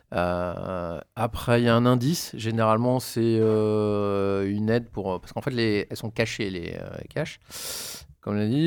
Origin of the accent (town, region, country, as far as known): Paris, Île-de-France, France